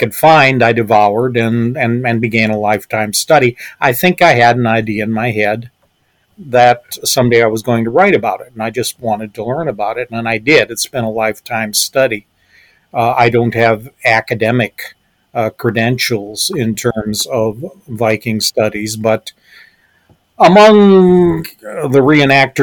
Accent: southeastern Minnesota, United States; I grew up in on a farm outside a small town in southeastern Minnesota

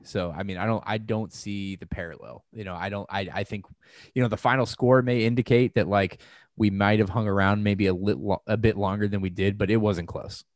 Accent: St. Louis, Missouri, United States; moved away; I'm also from Saint Louis

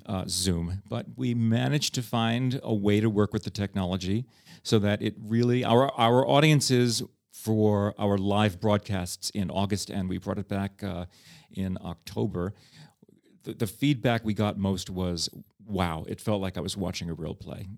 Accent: New York City, New York, United States; moved away as an adult; now in Prague, Czech Republic; I grew up with as a New Yorker

